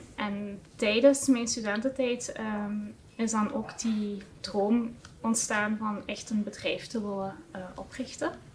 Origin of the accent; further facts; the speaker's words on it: Heusden-Zolder, Flanders, Belgium; afkomstig van uh, Huszolder